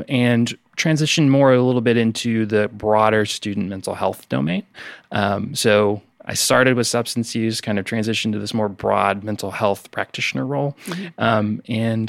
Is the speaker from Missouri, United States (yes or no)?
yes; Savannah, Missouri, United States; moved away as an adult; now in Mississippi, United States; I'm not originally from Mississippi. I'm originally from Savannah, Missouri, which if you haven't heard of it, it's about an hour north of Kansas City, Missouri